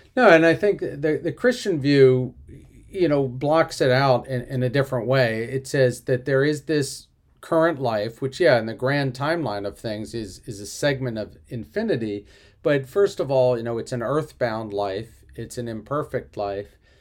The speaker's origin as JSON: {"language": "English", "town": "Philadelphia", "region": "Pennsylvania", "country": "United States", "said": "I'm from Philadelphia"}